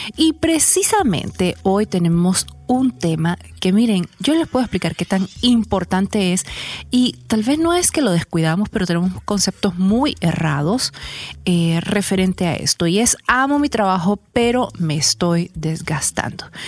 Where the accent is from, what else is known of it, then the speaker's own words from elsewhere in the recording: El Salvador; los salvadoreños trabajábamos tanto